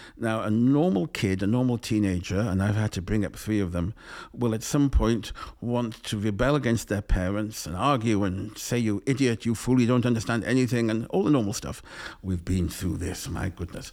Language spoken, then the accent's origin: English; England, United Kingdom; growing up in England